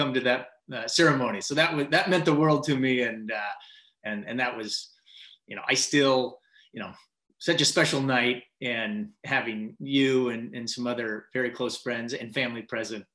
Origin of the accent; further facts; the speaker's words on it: Mercer Island, Washington, United States; Grew up on Mercer Island